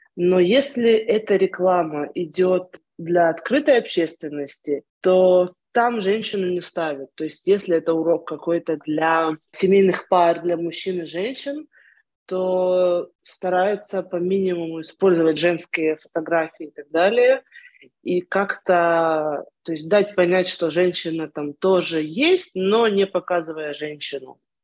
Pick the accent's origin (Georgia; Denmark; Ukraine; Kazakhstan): Ukraine; moved away as an adult; also born or lived in Moscow, Russia; now in Israel; Я с 13 лет э, училась э, в еврейской религиозной школе в Украине